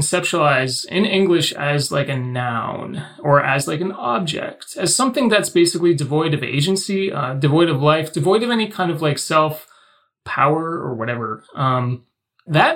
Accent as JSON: {"language": "English", "country": "Canada"}